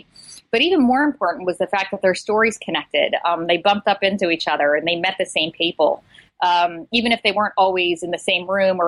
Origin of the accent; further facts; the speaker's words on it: Philadelphia, Pennsylvania, United States; moved away as an adult; also born or lived in Atlanta, Georgia; I'm from Philadelphia, and I moved to Atlanta in 2001. I stayed there for 6 years.